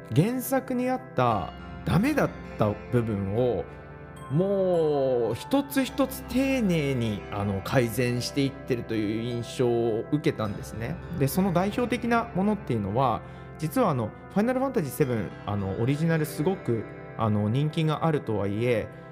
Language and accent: Japanese; Japan; 私雪国出身